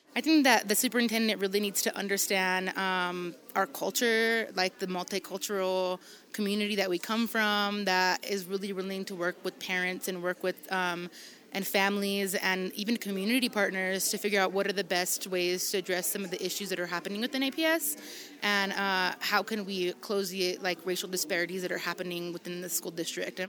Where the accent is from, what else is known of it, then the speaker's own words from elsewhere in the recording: New Mexico, United States; somebody that has been born and raised in New Mexico